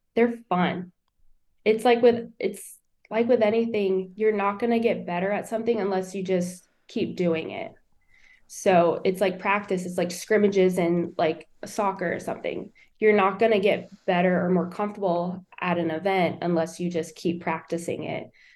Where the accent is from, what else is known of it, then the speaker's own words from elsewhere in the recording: New Smyrna Beach, Florida, United States; born and raised in New Smyrna. I'm a 12th generation Floridian